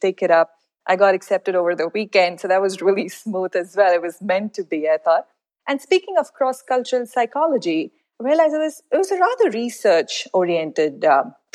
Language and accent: English; India; moved away as an adult; now in Riyadh, Saudi Arabia; I am originally from India. That's where I grew up.